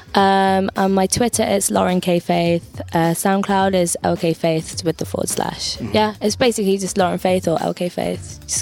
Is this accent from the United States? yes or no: no; Derby, East Midlands, United Kingdom; moved away as an adult; now in London, United Kingdom; I was born in London and lived there till I was 9, and then moved to this place called Derby, which is in like the middle of England.